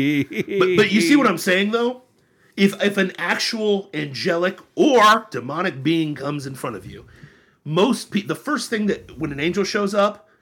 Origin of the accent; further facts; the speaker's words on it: Florida, United States; My fellow Floridians